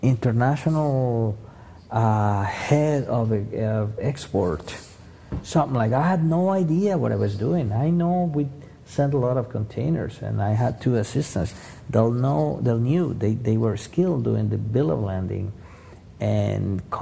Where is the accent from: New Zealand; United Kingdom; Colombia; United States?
Colombia; moved away as an adult; I was born in Colombia, kind of tropical.